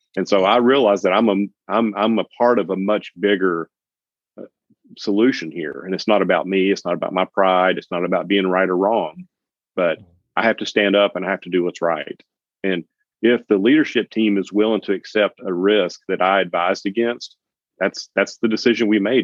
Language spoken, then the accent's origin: English; Knoxville, Tennessee, United States; moved away as an adult; also born or lived in Jacksonville, Florida; It's my hometown where I'm where I was born and raised